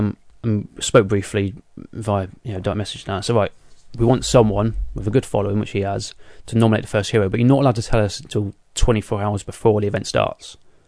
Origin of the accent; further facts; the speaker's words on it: South West England, United Kingdom; accent: Devonshire; Yeah, my Devonshire accent.